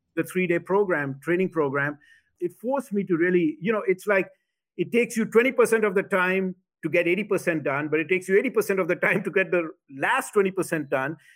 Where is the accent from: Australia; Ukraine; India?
India; also born or lived in Dubai, United Arab Emirates / South Carolina, United States; now in United States; I was born in India and, uh, did my high school in the Middle East, in Dubai, United Arab Emirates